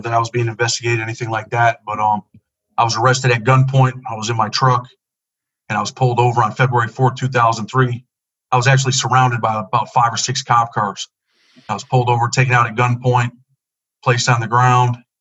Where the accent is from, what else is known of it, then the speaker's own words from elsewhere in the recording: Rochester, New York, United States; I grew up in um, Rochester, New York, in the inner city